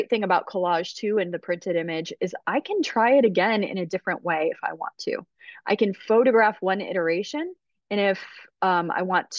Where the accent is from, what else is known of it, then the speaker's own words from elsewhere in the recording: Rockford, Illinois, United States; also born or lived in Georgia / Buffalo; But we moved around a bunch when I was a kid. So we kind of came gradually north. I did live in Buffalo for a minute. Then when I was 9, we settled in Rockford, Illinois